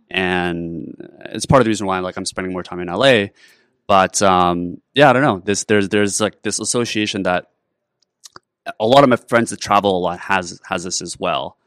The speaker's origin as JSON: {"language": "English", "country": "Canada", "tie": "born or raised there", "said": "I grew up in Canada"}